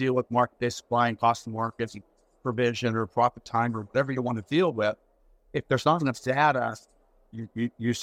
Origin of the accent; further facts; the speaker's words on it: Seattle, Washington, United States; now in Canada; I'm originally from Seattle.